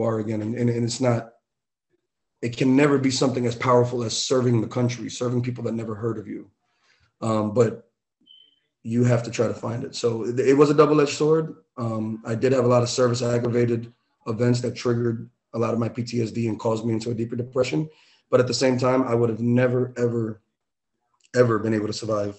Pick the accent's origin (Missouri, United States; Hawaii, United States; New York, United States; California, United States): New York, United States; New York City; I had nothing growing up in the Bronx, growing up in New York.